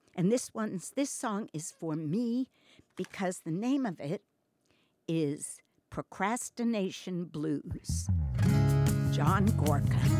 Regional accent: New York, United States; moved away; I'm from New York

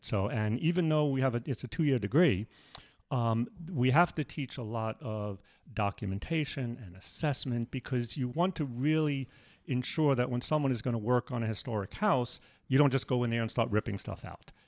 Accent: New York City, New York, United States; moved away as an adult; also born or lived in Manhattan / Brooklyn / Binghamton / Buffalo; I grew up in New York, uh, mostly in the Bronx, but I lived, I was actually born in Manhattan, lived in Brooklyn

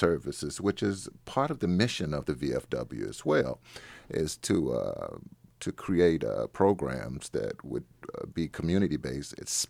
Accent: Chicago, Illinois, United States; now in Warrenton, United States; I'm a transplant from Chicago. And we have a family practice here in Warrenton.

